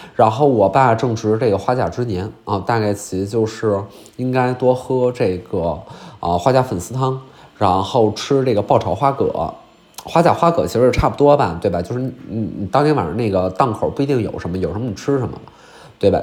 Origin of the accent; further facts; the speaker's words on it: Northeast China, China; 虽然我是一个东北人啊